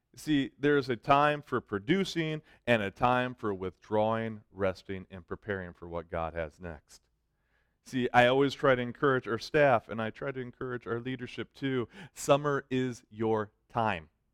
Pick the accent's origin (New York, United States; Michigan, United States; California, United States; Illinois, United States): Michigan, United States; Detroit; I'm from Detroit. okay? I've always lived in the city.